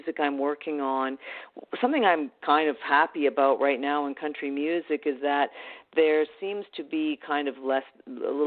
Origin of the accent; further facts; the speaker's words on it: Canada; I'm Canadian